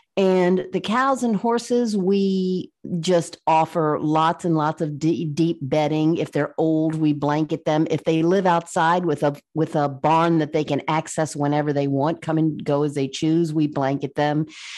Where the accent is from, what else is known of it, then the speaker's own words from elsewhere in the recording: Virginia, United States; I grew up in the South, in Virginia, and my dad raised horses.